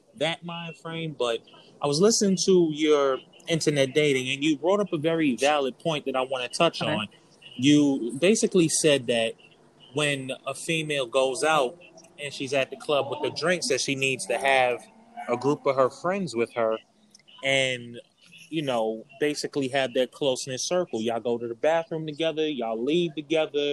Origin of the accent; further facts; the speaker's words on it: New York City, New York, United States; I'm from New York, okay. Brooklyn